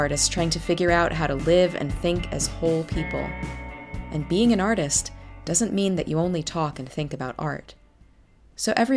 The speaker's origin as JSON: {"language": "English", "town": "New York City", "region": "New York", "country": "United States", "tie": "born or raised there", "said": "I grew up in New York City"}